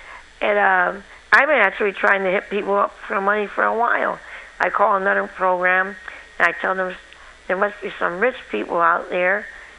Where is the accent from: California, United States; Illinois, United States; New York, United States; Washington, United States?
California, United States; San Francisco; Oh yeah, I was in San Francisco.